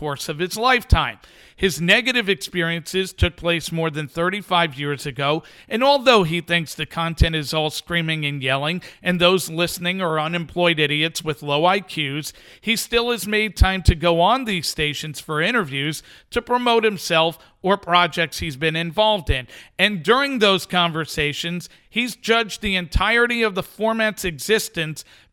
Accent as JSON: {"language": "English", "region": "New York", "country": "United States", "tie": "born or raised there", "said": "As someone who listened to WFAN as a teenager when it first came on the scene and was super excited to have a sports radio station broadcasting in my hometown"}